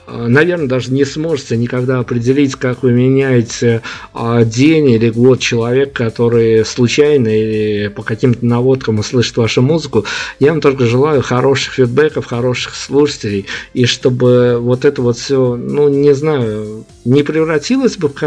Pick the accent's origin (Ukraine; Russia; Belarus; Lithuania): Belarus; Понятно, что мы партизанили, мы же как белорусы, мы должны партизанить